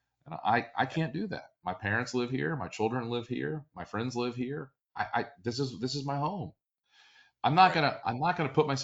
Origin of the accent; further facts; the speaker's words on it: Florida, United States; also born or lived in Baltimore, Maryland; I grew up in Florida and I have a lot of old friends in the greater South Florida Miami area